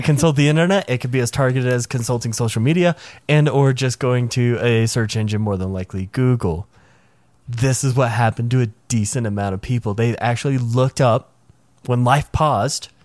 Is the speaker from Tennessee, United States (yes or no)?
yes; Nashville, Tennessee, United States; I grew up in the Nashville area.